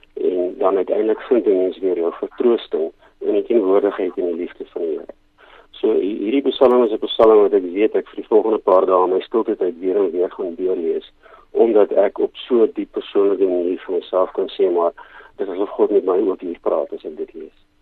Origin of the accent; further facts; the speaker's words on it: Rustenburg, North West, South Africa; moved away as an adult; now in Cape Town, South Africa; ek kom oorspronklik van Rustenburg in Pretoria se wêreld af.